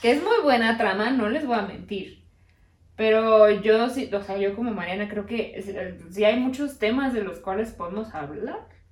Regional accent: Mexico; aquí que estamos los mexicanos

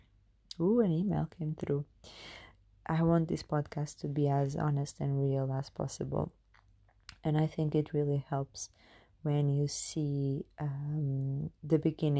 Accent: Portugal; moved away as an adult; now in United Kingdom; I was born in Portugal

